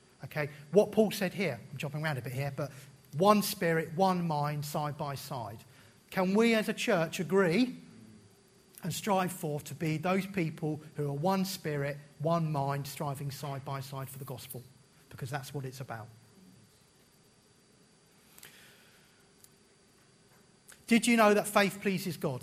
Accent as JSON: {"language": "English", "country": "United Kingdom", "said": "as British people"}